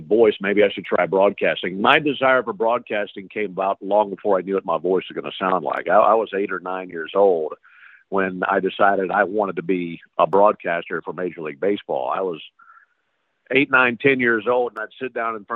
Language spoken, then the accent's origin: English; Madison, Mississippi, United States; right outside my hometown. I'm from Madison, Mississippi.